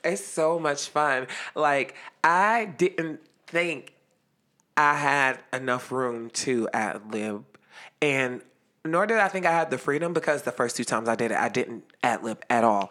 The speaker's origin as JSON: {"language": "English", "town": "Youngstown", "region": "Ohio", "country": "United States", "said": "Youngstown, Ohio"}